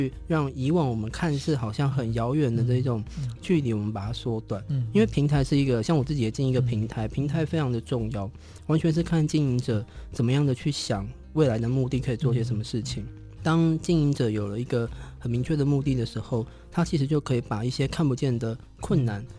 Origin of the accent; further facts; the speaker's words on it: Taiwan; 不管是设计或者是我们所谓身为台湾人这件事情